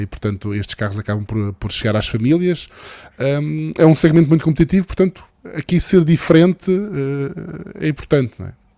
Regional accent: Madeira, Portugal; moved away; Eu, como madeirense e como utilizador de veículos elétricos na Madeira

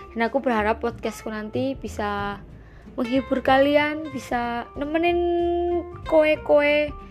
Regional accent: Java, Indonesia; oh iya aku orang Jawa jadi mungkin nanti kebanyakan aku pakai suara Jawa jadi tolong dimaklumin

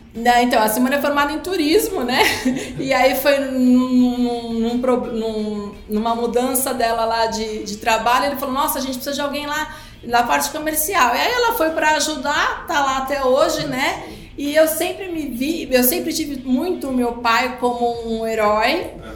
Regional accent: Brazil; nossa cultura aqui, enquanto brasileiros

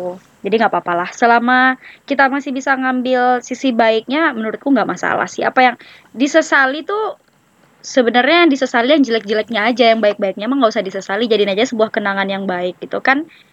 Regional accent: West Sumatra, Indonesia; moved away as an adult; also born or lived in Yogyakarta; now in Jakarta, Indonesia; aku orang Sumatera Barat nih. Aku tinggal di Kabupaten Darmasraya.

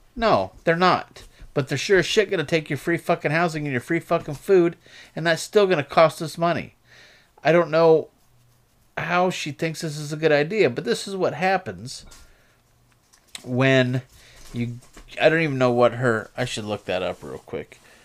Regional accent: United States; we, as the American people

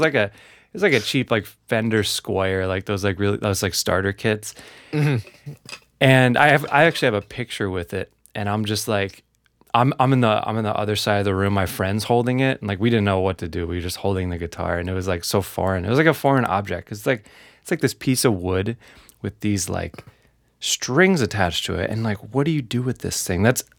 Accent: New York, United States; born there; So I was born in New York, man, and it was the opposite.

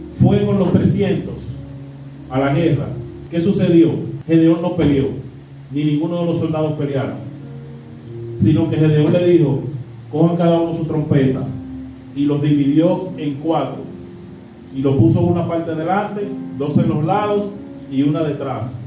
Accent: Dominican Republic

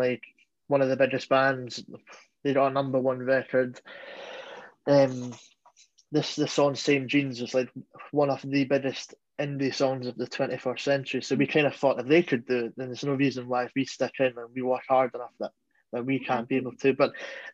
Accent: Scotland, United Kingdom; being a Scottish band

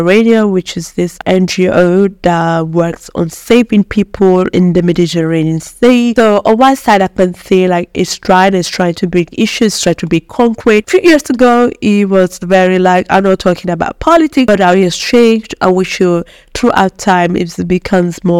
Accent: Ghana; now in Italy; as a Ghanaian

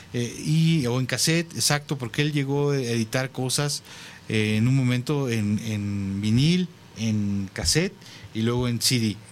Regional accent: Mexico

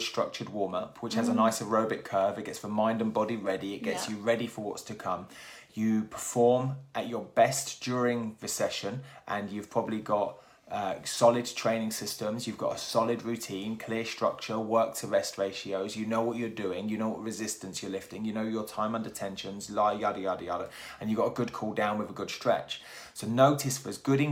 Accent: Milton Keynes, South East England, United Kingdom; also born or lived in Plymouth; now in Newquay, United Kingdom; I grew up in Milton Keynes

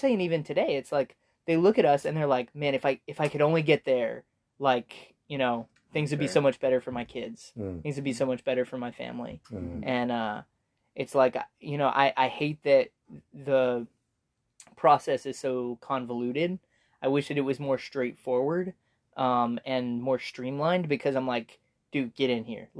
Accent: United States; I'm ethnically Swiss or whatever, but like, I just think of myself as an American

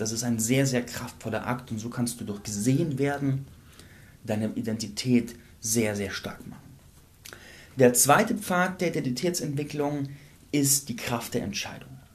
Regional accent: Landsberg am Lech, Bavaria, Germany; meiner Heimatstadt Landsberg

